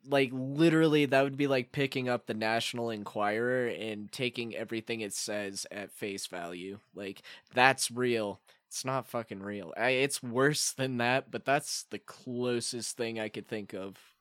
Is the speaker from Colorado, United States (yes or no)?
yes; Colorado, United States; we're from Colorado